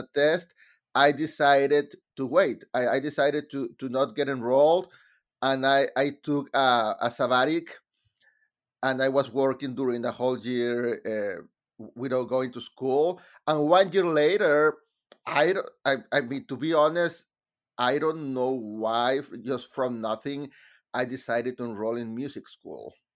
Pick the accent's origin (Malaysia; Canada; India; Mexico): Mexico; English is a second language; moved away as an adult; now in United States; in Mexico I was writing musicals about about subjects related with my country